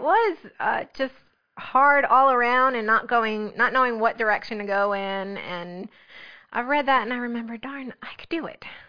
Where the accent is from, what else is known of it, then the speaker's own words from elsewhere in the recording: New Jersey, United States; also born or lived in South Florida; now in South Carolina, United States; I was raised in New Jersey